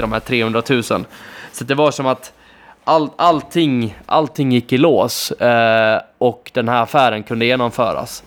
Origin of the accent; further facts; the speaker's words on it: between Borlänge and Ludvika, Dalarna County, Sweden; jag är dessutom uppvuxen där ute, eh, så för mig att kunna köpa den typen av fastighet och göra en så bra affär i min hemby